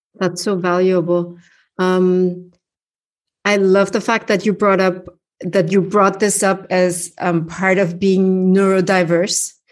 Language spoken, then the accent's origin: English; Upper Austria, Austria; first language German; English is a second language; moved away as an adult; also born or lived in Vienna; I grew up in Upper Austria with a heavy accent and dialect.